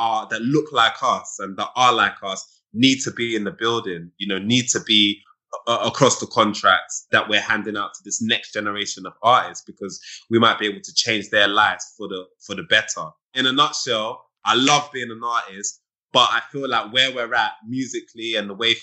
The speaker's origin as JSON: {"language": "English", "country": "United Kingdom", "said": "I'm a British person."}